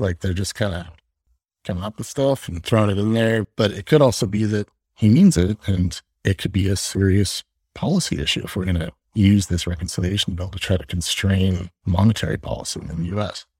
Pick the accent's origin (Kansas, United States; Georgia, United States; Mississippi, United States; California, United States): California, United States; Los Angeles; moved away as an adult; also born or lived in Virginia; now in New York City, United States; grew up in Los Angeles